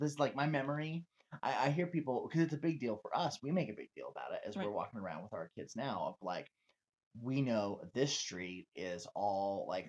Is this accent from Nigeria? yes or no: no; Dana Point, California, United States; I grew up in Dana Point